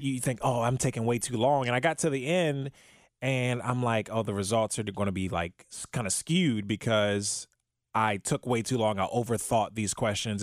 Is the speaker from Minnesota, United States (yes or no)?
no; Prince George's County, Maryland, United States; now in Cincinnati, United States; I'm originally born and raised from, uh, in Maryland